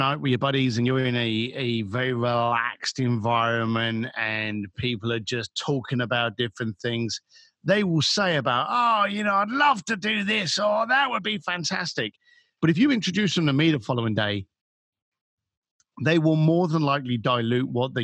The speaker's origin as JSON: {"language": "English", "region": "London", "country": "United Kingdom", "said": "as a British boy from London"}